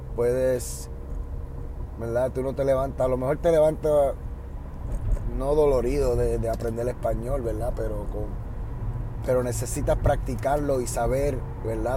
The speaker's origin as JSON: {"language": "Spanish", "country": "Puerto Rico", "accent": "Puerto Rican", "lives_now": "United States", "said": "ahora mismo ustedes están escuchando mi acento, yo diría puertorriqueño, el acento normal que uso."}